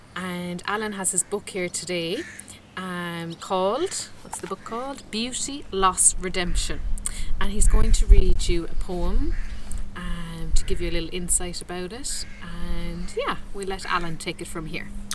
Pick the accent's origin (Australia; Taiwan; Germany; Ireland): Ireland; I would say Ireland